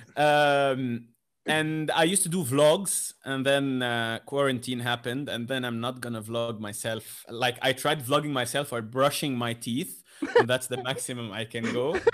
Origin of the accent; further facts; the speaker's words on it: Lebanon; I come from Lebanon